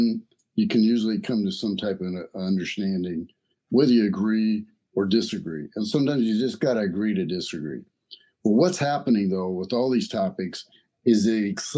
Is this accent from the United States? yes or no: yes; the South, United States; I grew up in the South.